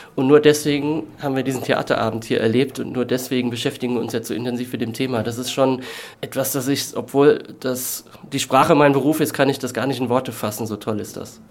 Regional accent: Kaiserslautern, Rhineland-Palatinate, Germany; moved away; meine Heimatstadt Kaiserslautern

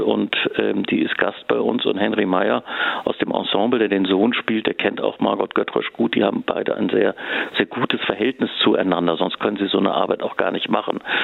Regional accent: Hamburg, Germany; also born or lived in Zurich, Switzerland; now in Freiburg, Germany; Also ich komme eigentlich ja ursprünglich aus Hamburg, habe aber auch viele Jahre in der Schweiz und in Zürich gelebt

